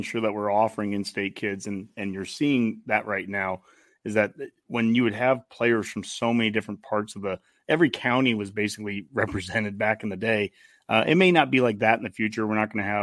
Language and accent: English; Columbus, Nebraska, United States; my hometown of Columbus